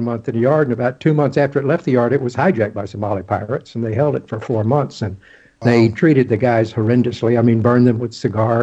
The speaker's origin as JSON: {"language": "English", "region": "Texas Gulf Coast", "country": "United States", "tie": "born or raised there", "also_born_or_lived": "Kings Point, New York / Charleston", "moved": "as an adult", "said": "I grew up on the Texas Gulf Coast."}